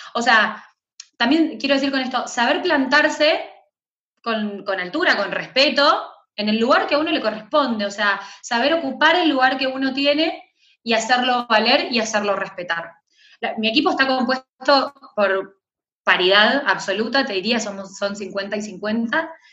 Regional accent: Argentina

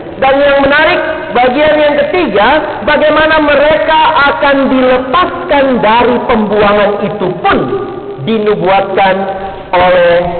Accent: Makassar, South Sulawesi, Indonesia; moved away as an adult; also born or lived in Ambon; now in Jakarta, Indonesia; Saya lahir dan besar di Makassar

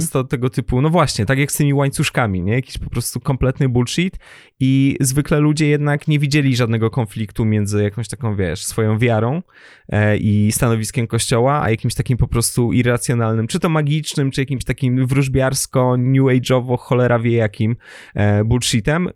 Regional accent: former German territories, Recovered Territories, Poland; pochodzę z terenów poniemieckich, odzyskanych

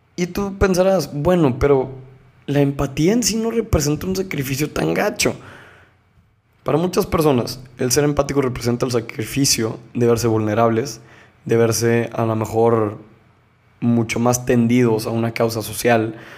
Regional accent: Monterrey, Nuevo León, Mexico; Yo soy de México, soy de Nuevo León, soy de Monterrey específicamente

